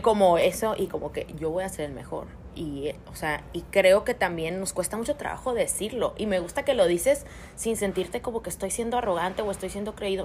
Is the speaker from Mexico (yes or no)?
yes; Mexico; como mexicanos estamos tan acostumbrados a verlo